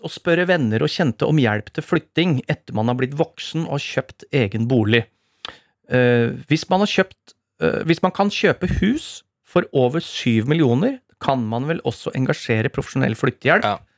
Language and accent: Norwegian; Innlandet, Norway; also born or lived in New York; så jeg trenger sårt perspektiv, erfaring, råd da jeg kommer fra Innlandet. Born and bred, i parentes.